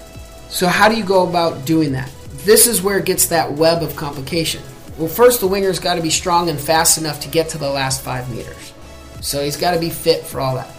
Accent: United States; I'm American

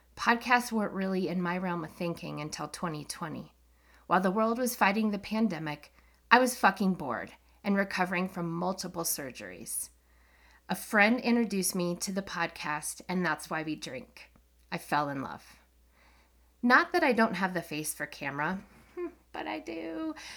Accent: Colorado, United States; I'm from Colorado, a state full of paranormal and U F O stories.

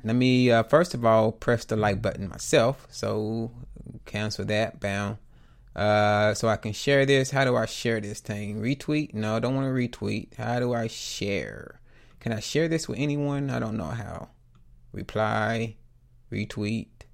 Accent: the South, United States; I'm from the South, a little, well, I was raised in the South

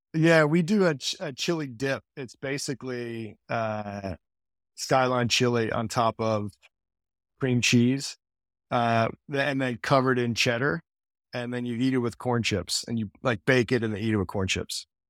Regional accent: Cincinnati, Ohio, United States; I grew up in Cincinnati

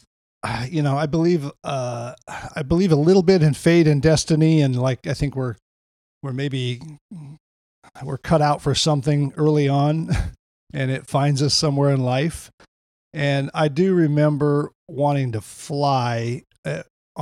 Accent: Wyoming, United States; also born or lived in Lemmon, South Dakota; So I was born in South Dakota, and I was, I think part of the early shaping was I was raised on a farm in just a small little town called Lemon, South Dakota. And I was raised there for, till I was like six, seven, and then moved to Wyoming

